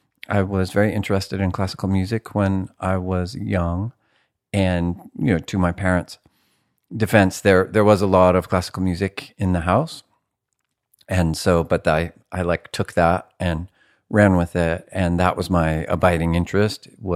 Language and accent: English; California, United States; I was raised in Humboldt County by, I don't know, absent, neglectful parents, ish. It was a very rural place. Humboldt County is like a red state and a blue state, Oklahoma by the sea.